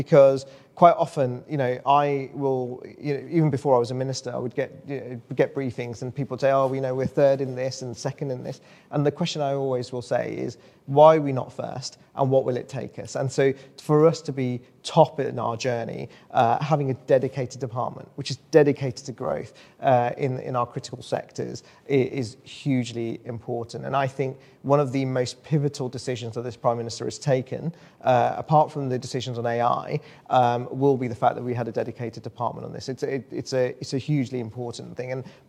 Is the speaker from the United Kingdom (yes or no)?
yes; West Midlands, United Kingdom; I'm from the West Midlands